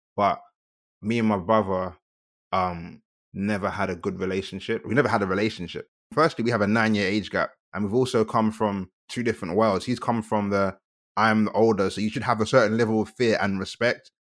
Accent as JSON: {"language": "English", "region": "London", "country": "United Kingdom", "tie": "born or raised there", "also_born_or_lived": "Kent", "said": "I'm first generation Nigerian born and raised in South London"}